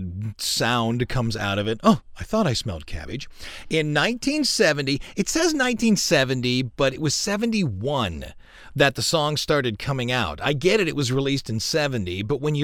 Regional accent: United States; I'm an American

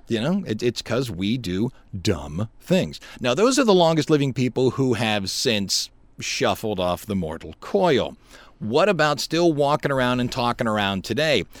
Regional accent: United States; how we Americans live

